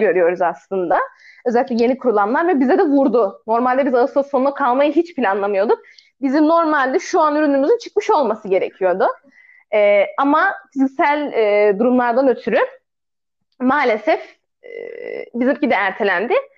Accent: Aegean Region, Turkey

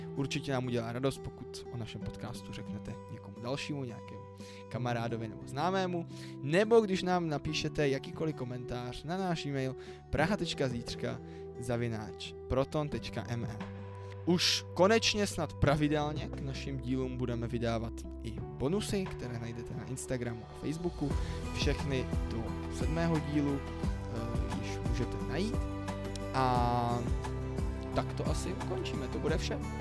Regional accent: Prague, Czechia; u nás v Praze

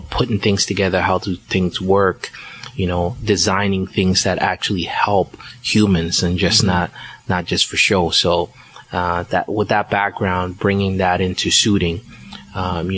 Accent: Liberia; moved away; also born or lived in Ghana; I was born in Ghana, but I was raised in Liberia

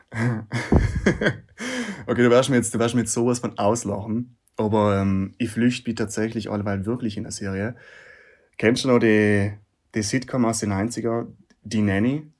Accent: South Tyrol, Trentino-Alto Adige, Italy; bei uns daheim in Südtirol

